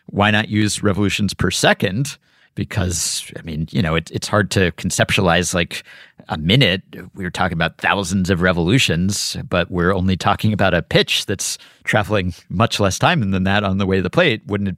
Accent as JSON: {"language": "English", "region": "New York", "country": "United States", "said": "a lot of cars as a New Yorker."}